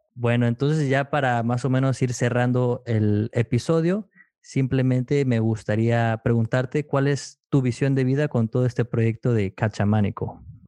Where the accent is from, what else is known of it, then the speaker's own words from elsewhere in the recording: McAllen, Texas, United States; yo soy de McAllen, Texas